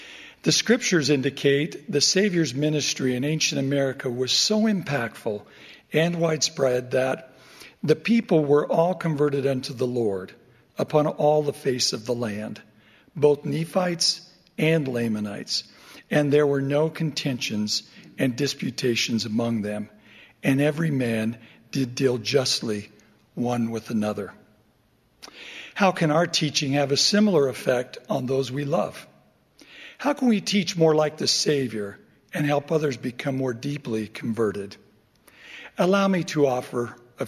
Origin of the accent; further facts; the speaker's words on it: Overton, Nevada, United States; my hometown of Overton, Nevada